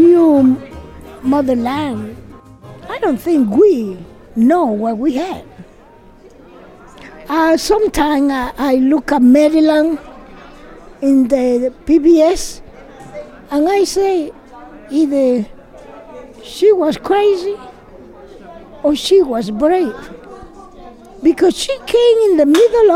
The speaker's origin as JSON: {"language": "English", "country": "Cuba", "tie": "born or raised there", "moved": "yes", "lives_now": "Baltimore, United States", "said": "I came from Cuba. I born in Cuba."}